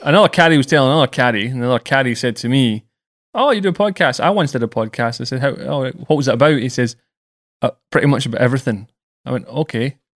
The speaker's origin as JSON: {"language": "English", "region": "Scotland", "country": "United Kingdom", "said": "I'm British and Scottish."}